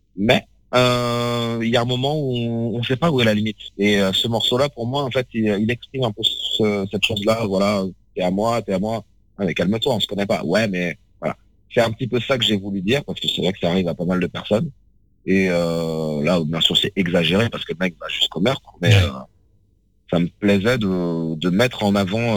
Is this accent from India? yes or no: no; France; je suis occidental, hein, je suis français, mes parents sont africains